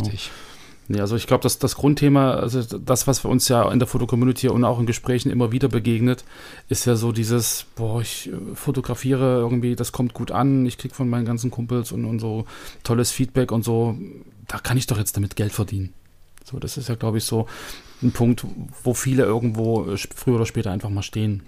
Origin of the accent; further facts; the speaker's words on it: Germany; als Deutscher